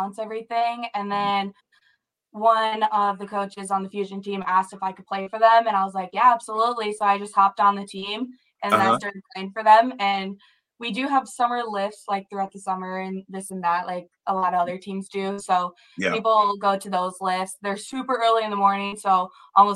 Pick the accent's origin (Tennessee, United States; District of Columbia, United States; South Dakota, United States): South Dakota, United States; Sioux Falls; moved away as an adult; now in Moorhead, United States; I'm from Sioux Falls